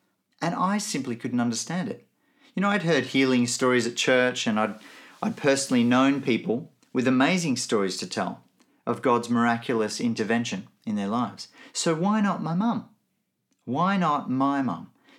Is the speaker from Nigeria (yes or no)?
yes; Nigeria; also born or lived in Benin / Melbourne; now in Brisbane, Australia; I grew up in Nigeria and Benin, two countries in Africa. My parents were both missionaries, so I grew up in a very different context to the one that I now live in Brisbane, in Australia.